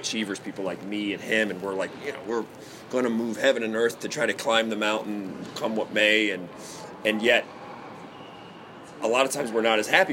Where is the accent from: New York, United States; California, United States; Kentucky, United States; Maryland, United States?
Maryland, United States; Baltimore; moved away; I was from Baltimore, and in inner city Baltimore, like, no one's dad is around